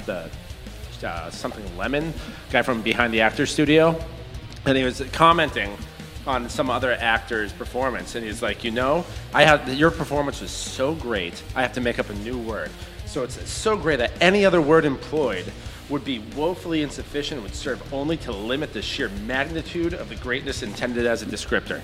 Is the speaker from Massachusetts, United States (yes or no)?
yes; Gardner, Massachusetts, United States; I'm from Gardner originally